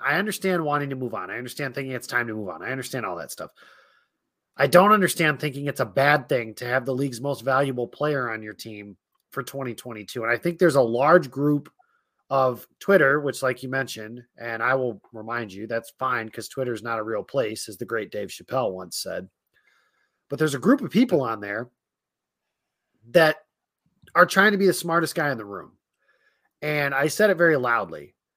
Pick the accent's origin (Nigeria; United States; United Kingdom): United States; Midwest; now in Rockford, United States; as the Midwesterner of this particular show